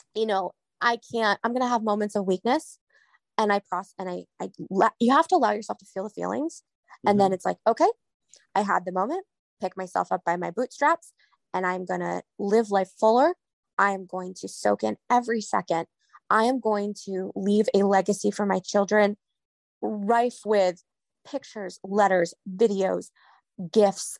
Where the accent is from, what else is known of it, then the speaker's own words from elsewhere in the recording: New England, United States; I'm from New England